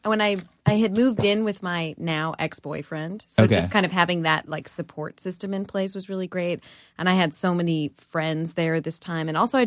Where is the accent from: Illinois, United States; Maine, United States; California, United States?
Illinois, United States; Chicago; also born or lived in Los Angeles; Yeah, I grew up in Chicago. Okay. And then when my first band broke up when I was 20, I moved to LA for a year. And then I wound up moving back to Chicago for a few years and coming back to LA.